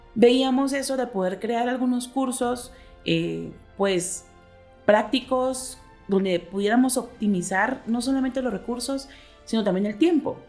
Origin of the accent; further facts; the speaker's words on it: Guatemala; somos guatemaltecas